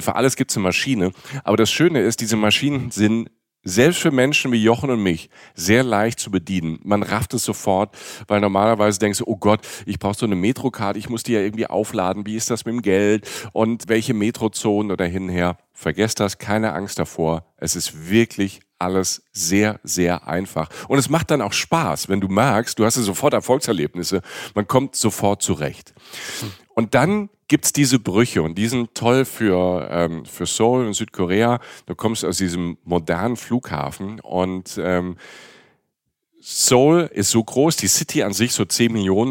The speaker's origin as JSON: {"language": "German", "region": "Rhineland-Palatinate", "country": "Germany", "said": "ich bin ja Pfälzer"}